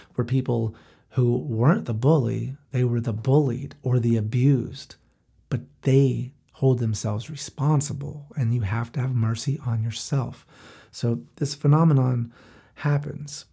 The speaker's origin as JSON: {"language": "English", "town": "Gastonia", "region": "North Carolina", "country": "United States", "tie": "born or raised there", "also_born_or_lived": "Charlotte, North Carolina", "moved": "as an adult", "lives_now": "Florida, United States", "said": "I grew up in Gastonia, so I moved to Charlotte and I lived there"}